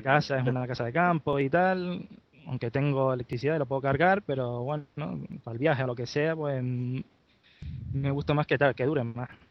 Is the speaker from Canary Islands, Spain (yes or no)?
yes; Gran Canaria, Canary Islands, Spain; soy de Gran Canaria